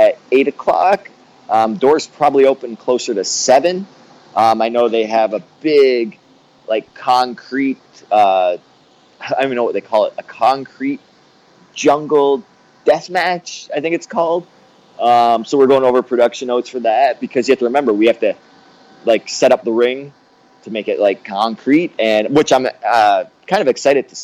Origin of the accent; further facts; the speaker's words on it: Canada; I grew up in Canada with, like, no television